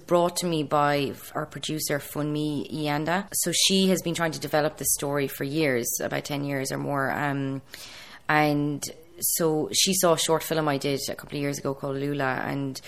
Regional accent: Ireland; I'm being from Ireland

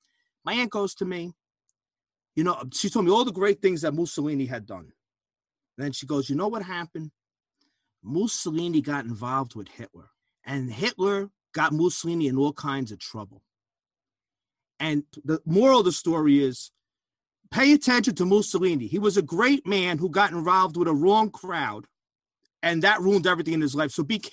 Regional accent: New Jersey, United States; I'm from New Jersey.

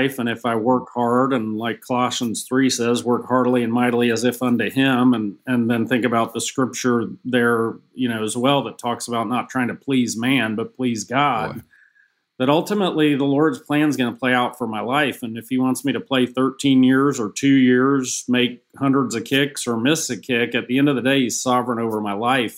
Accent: Atlanta, Georgia, United States; Kind of got to retire with my hometown Falcons.

